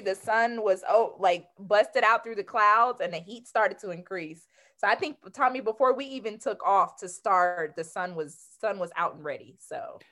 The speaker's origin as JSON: {"language": "English", "region": "Georgia", "country": "United States", "said": "I'm from Georgia, so I'm a Southern"}